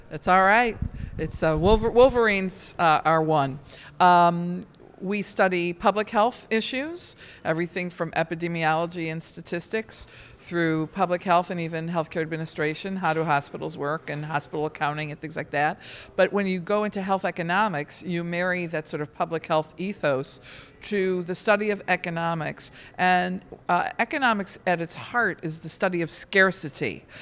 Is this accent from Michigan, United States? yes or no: yes; outside of Detroit, Michigan, United States; I grew up outside of Detroit.